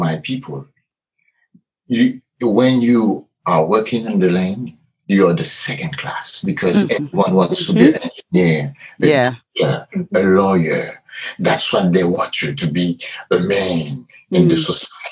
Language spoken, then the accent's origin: English; Haiti; now in United States; I'm from Haiti. And I came to the U.S. It was in 1982.